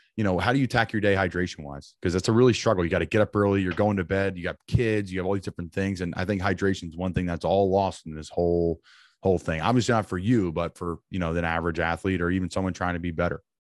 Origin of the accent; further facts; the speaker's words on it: Northeast, United States; I'm from up in the Northeast.